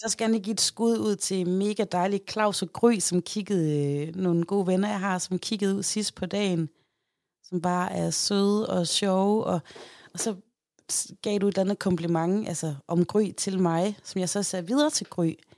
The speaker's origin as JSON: {"language": "Danish", "town": "Aarhus", "region": "Central Denmark Region", "country": "Denmark", "said": "jeg er jo fra Højbjerg"}